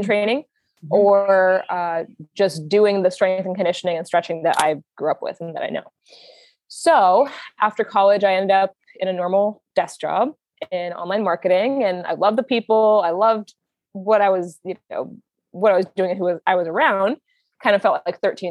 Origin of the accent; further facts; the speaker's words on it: Manhattan Beach, California, United States; I'm from Manhattan Beach, California, which is just a little bit south of LAX